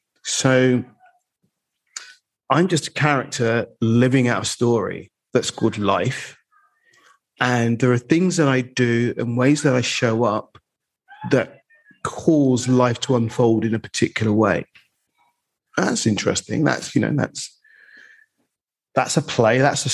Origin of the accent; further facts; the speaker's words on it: London, United Kingdom; I'm male, I'm black, I'm from the East End, but I don't sound like I'm from the East End.